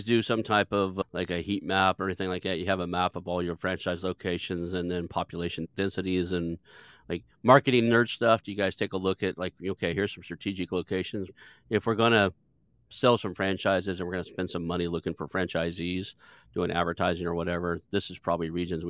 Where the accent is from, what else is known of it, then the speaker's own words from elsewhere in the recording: Tulsa, Oklahoma, United States; Were you aware that I'm from Tulsa?